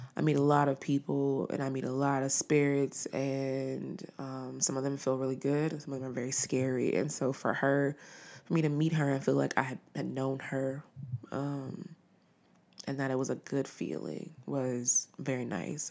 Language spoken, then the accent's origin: English; Los Angeles, California, United States; being from Los Angeles